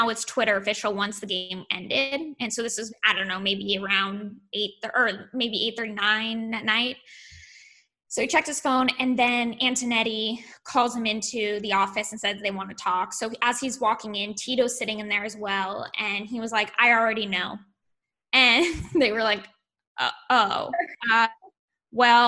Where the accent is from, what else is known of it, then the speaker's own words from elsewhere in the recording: California, United States; I'm from California